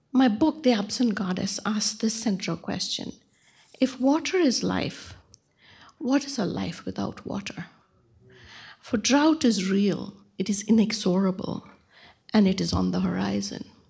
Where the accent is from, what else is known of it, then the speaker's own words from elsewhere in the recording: Bangalore, Karnataka, India; moved away; my hometown of Bangalore